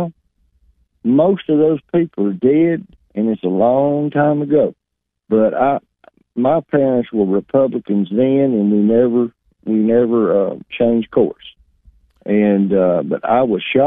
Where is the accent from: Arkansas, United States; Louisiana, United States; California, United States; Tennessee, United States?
Tennessee, United States; Dyer County; growing up in Dyer County, just about 70 miles north of you